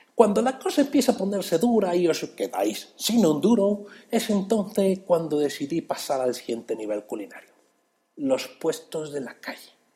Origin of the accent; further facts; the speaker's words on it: Mexico City, Mexico; yo soy ese chilango